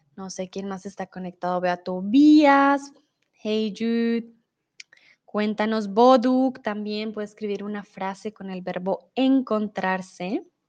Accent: Bogotá, Colombia; moved away as an adult; now in Germany; soy de Bogotá. Colombia, no estoy en Colombia, estoy en México, pero vivo comúnmente en Alemania

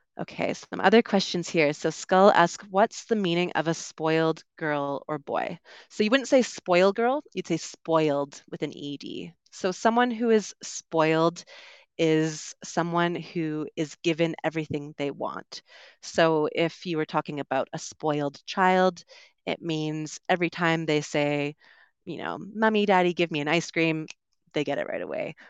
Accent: Vancouver, British Columbia, Canada; moved away; I'm from Vancouver, which is a very English-speaking part of Canada.

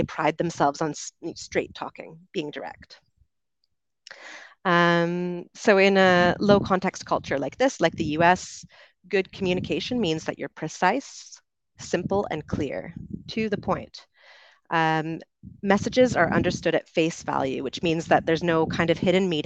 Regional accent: Canada; accent: Canadian; moved away as an adult; also born or lived in United Kingdom; I grew up in Canada and I moved to the UK when I was 22.

